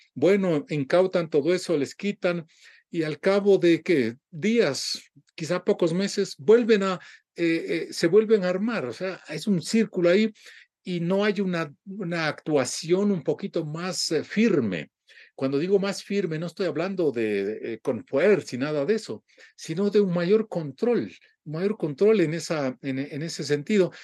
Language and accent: Spanish; Ecuador; muchos ecuatorianos estamos